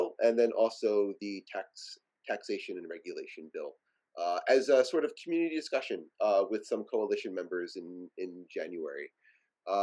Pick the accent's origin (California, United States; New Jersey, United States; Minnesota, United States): New Jersey, United States; We're both from Jersey